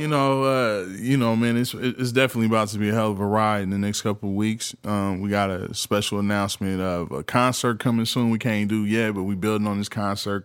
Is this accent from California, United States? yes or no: yes; the Bay Area, California, United States; I'm from the Bay